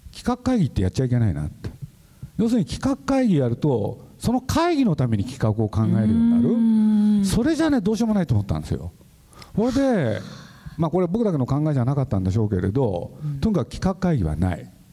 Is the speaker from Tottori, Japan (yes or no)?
no; Nagoya, Aichi, Japan; moved away as an adult; now in Tokyo, Japan; 徳川園あのそばで育った